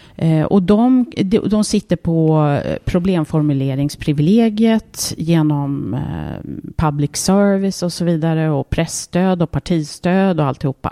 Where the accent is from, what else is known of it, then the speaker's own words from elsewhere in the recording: Märsta, Stockholm County, Sweden; den gården där jag växte upp